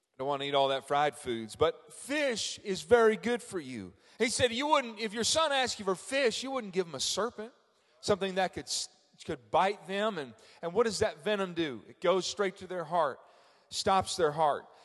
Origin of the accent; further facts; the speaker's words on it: Frankfort, Indiana, United States; I'm from Frankfort, Indiana